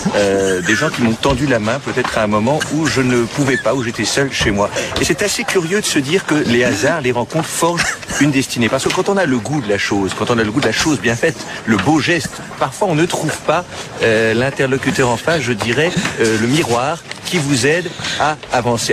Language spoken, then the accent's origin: French; Quebec, Canada